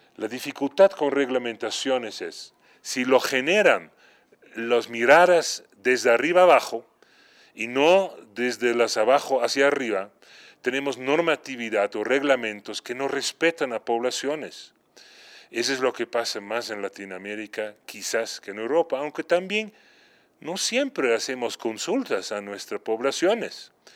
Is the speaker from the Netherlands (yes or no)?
yes; Netherlands; moved away; en mi país de origen, Holanda, donde nací en un área urbano-rural cercano